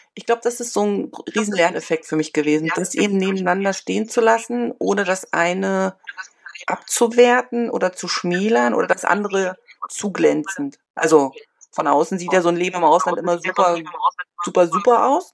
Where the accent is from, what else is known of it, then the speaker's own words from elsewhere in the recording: northern Germany coast, Germany; moved away as an adult; now in China; Ich komme ursprünglich aus der Küste, von der Küste, aber wir haben Verwandtschaft immer in Berlin gehabt